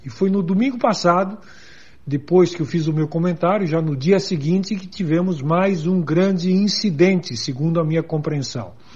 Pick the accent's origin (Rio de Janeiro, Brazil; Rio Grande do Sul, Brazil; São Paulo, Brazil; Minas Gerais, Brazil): Rio Grande do Sul, Brazil; Serra Gaúcha; Lá na Serra Gaúcha, de onde eu sou originário